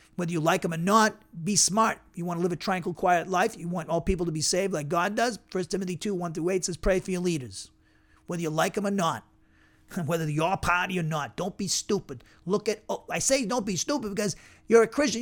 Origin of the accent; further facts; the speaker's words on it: Massachusetts, United States; now in Alabama, United States; where I grew up in Massachusetts